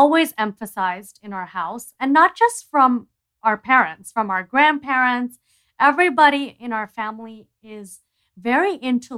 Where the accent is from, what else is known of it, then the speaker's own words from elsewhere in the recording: Miami, Florida, United States; also born or lived in New York; we grew up in Miami.